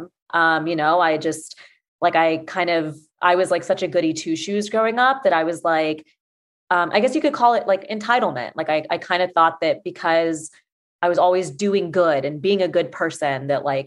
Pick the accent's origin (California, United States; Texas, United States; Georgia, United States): Georgia, United States; Atlanta; I'm from Atlanta